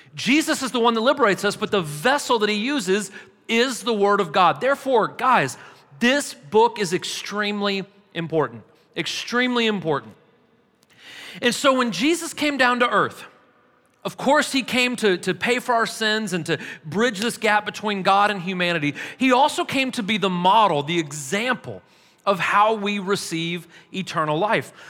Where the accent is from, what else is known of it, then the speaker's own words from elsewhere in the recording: St. Louis, Missouri, United States; now in Murfreesboro, United States; I'm from St. Louis originally